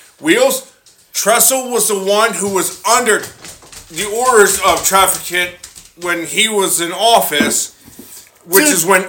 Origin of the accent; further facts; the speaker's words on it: Houston, Texas, United States; I grew up in Houston.